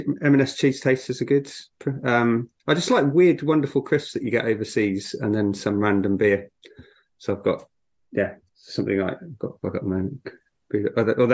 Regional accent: South Africa; moved away; I was born in South Africa and grew up near there

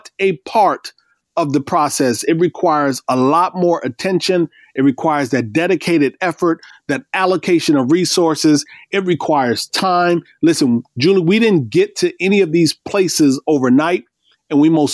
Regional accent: Iowa, United States; I grew up in Iowa

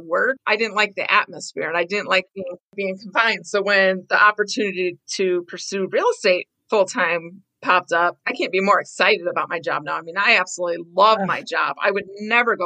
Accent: Maquoketa, Iowa, United States; now in Wisconsin, United States; I was born and raised in Iowa. And then I moved to Wisconsin

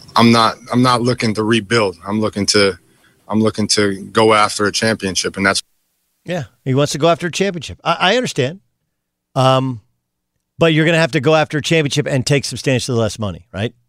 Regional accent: California, United States; I come from California

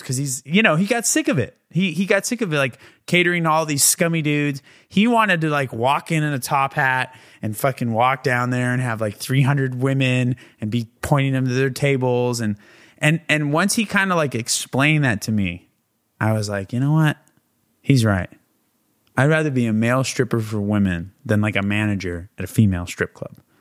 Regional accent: San Diego, California, United States; now in Los Angeles, United States

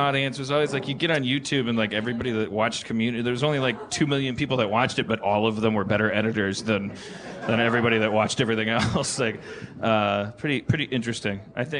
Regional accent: Wisconsin, United States; I'm from Wisconsin.

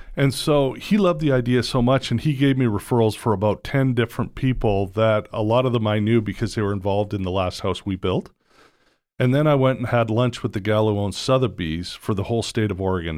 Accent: Toronto, Ontario, Canada; moved away as an adult; also born or lived in Georgia / Vancouver; now in United States; I grew up in Toronto

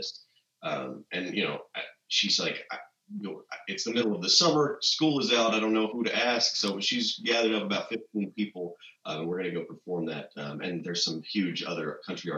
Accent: Mount Juliet, Tennessee, United States; also born or lived in Nashville, Tennessee; the town that I grew up in Mount Juliet, which is, again, one of the suburbs here of Nashville.

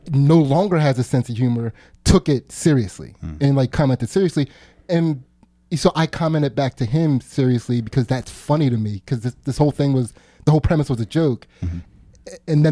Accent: United States; we're American

